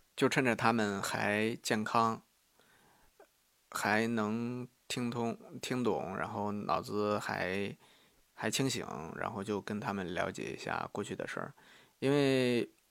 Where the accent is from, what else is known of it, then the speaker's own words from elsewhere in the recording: Sanmenxia, Henan, China; moved away; 我们三门峡市那边儿